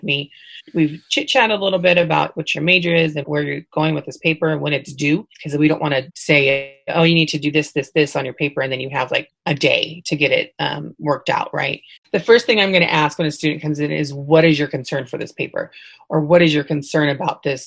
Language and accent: English; Fresno, California, United States; I'm originally from Fresno, but I commute every day to Visalia